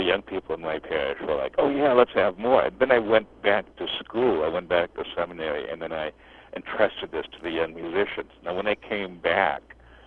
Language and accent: English; Los Angeles, California, United States; I grew up in the Archdiocese of Los Angeles